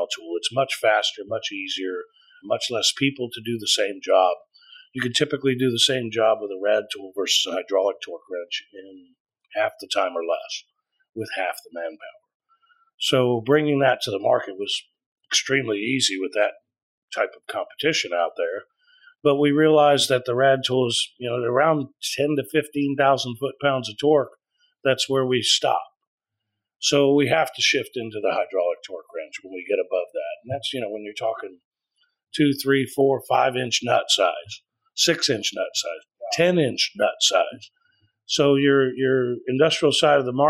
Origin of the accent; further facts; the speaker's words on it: Tomball, Texas, United States; I grew up right here in Spring Tomball area.